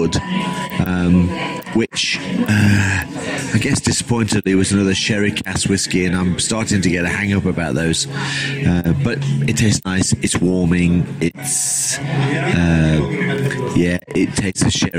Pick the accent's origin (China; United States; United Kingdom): United Kingdom; England; I'm an English guy